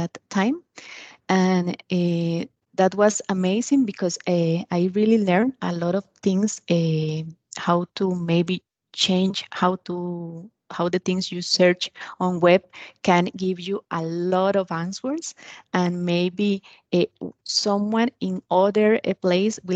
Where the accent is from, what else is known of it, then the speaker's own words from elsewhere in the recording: Costa Rica; I am from Costa Rica.